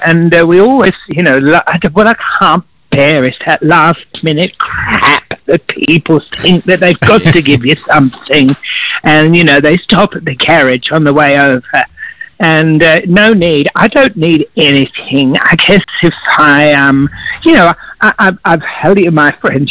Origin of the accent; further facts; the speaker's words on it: Australia; I'd never be able to give up my life in Australia because, well, I'm an Aussie